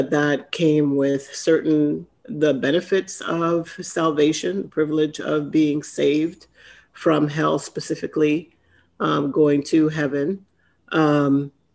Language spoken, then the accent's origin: English; Trinidad & Tobago; I grew up in Trinidad